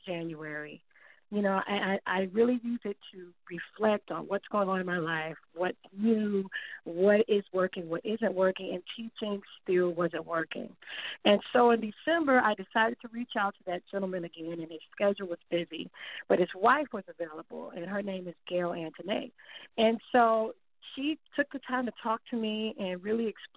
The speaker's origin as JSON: {"language": "English", "town": "Miami", "region": "Florida", "country": "United States", "tie": "born or raised there", "moved": "as an adult", "lives_now": "Myrtle Beach, United States", "said": "I originally was born and raised in Miami"}